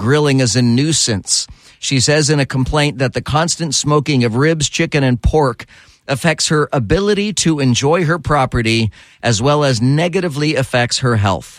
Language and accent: English; Texas, United States; now in Orlando, United States; I was raised in Texas.